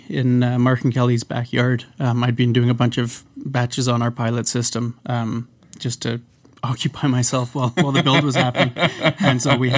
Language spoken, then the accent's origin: English; Vancouver, British Columbia, Canada; moved away as an adult; now in Halifax, Canada; I'm from Vancouver originally